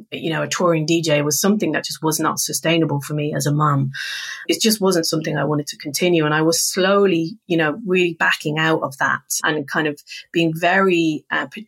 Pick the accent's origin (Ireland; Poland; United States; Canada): Ireland; we're both Irish